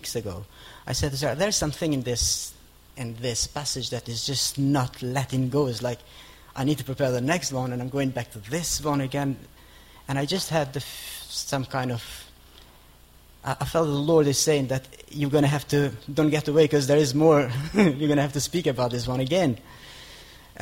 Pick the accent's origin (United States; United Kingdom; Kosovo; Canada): Kosovo; moved away as an adult; I come from Kosovo, lived in this country for about 14 years.